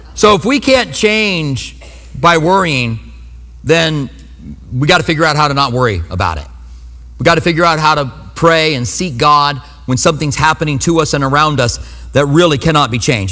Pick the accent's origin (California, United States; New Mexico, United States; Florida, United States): New Mexico, United States; And I was from New Mexico